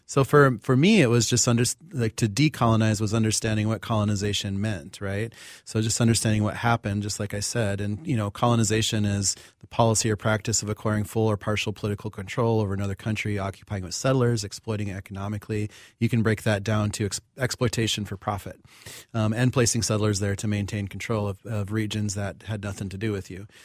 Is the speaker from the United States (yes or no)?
yes; Pine Ridge Reservation, South Dakota, United States; I grew up on Pine Ridge Reservation in South Dakota, enrolled with the Oglala Lakota.